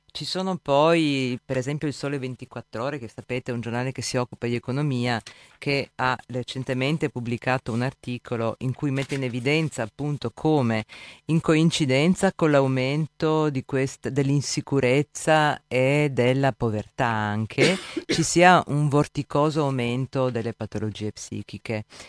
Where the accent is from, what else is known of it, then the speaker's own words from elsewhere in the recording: Gorizia, Friuli-Venezia Giulia, Italy; vengo da Gorizia